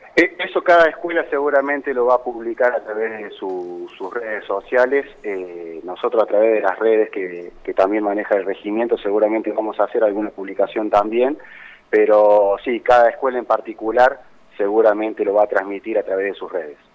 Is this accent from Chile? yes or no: no; Cosquín, Córdoba, Argentina; moved away; yo soy oriundo de, de, Cosquín, ¿no es cierto? Soy, soy nativo de Cosquín